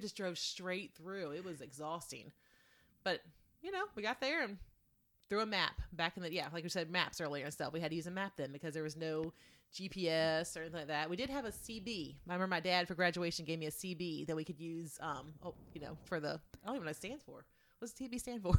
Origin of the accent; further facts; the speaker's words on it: Eastern Shore of Virginia, United States; Moved to the Eastern Shore of Virginia, across the bridge, the Chesapeake Bay Bridge Tunnel